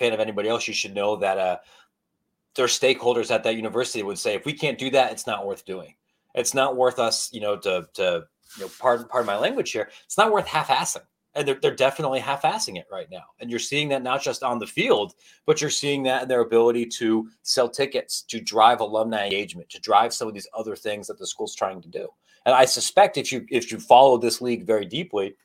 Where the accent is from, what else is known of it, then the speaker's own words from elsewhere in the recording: Ohio, United States; I grew up in Ohio